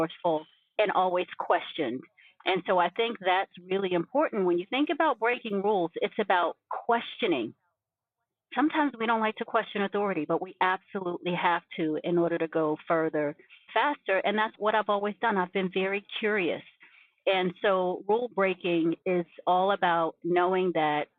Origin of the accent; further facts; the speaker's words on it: New York City, New York, United States; originally from Brooklyn, New York. And that's a part of my story